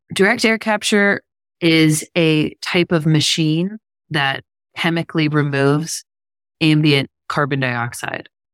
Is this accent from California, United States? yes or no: no; Pittsburgh, Pennsylvania, United States; I'm from Pittsburgh, Pennsylvania. We used to get snow every year